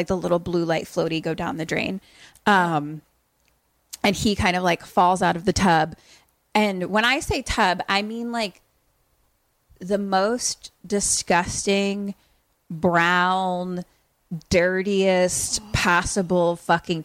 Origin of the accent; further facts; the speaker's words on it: United States; we're actually American